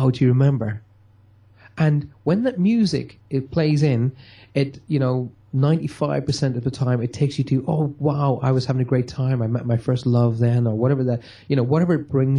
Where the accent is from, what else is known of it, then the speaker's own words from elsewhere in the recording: Armagh, Northern Ireland, United Kingdom; moved away as an adult; also born or lived in Newry; now in Cornwall, United Kingdom; my hometown of Armagh.